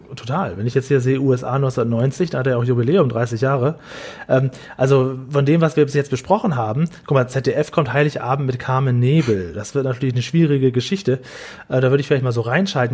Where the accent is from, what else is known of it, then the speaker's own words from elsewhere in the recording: Lower Saxony, Germany; damals in, in Niedersachsen, in Norddeutschland, da, es war echt so ein klitzekleines Dorf, wo ich aufgewachsen bin